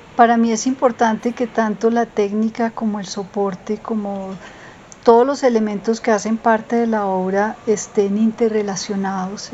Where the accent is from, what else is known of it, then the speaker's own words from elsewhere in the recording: Colombia; also born or lived in Bogotá; vivo en Bogotá, soy una artista colombiana